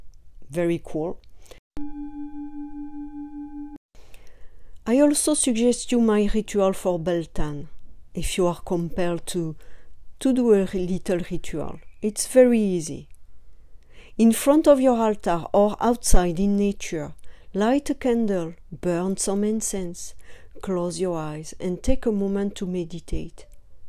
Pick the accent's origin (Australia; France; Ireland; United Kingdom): France; now in California, United States; I am from France